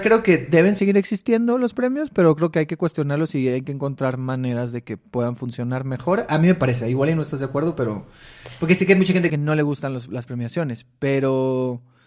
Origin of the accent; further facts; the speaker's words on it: Mexicali, Baja California, Mexico; moved away; yo soy de Mexicali.